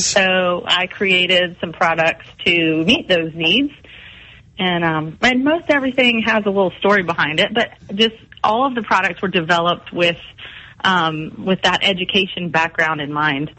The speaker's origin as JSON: {"language": "English", "town": "Mount Pleasant", "region": "South Carolina", "country": "United States", "tie": "born or raised there", "also_born_or_lived": "Columbia, South Carolina", "said": "I grew up here in Mount Pleasant"}